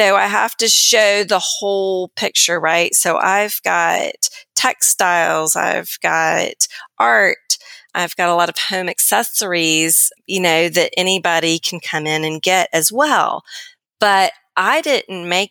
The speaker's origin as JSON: {"language": "English", "region": "the South", "country": "United States", "said": "I'm from the South"}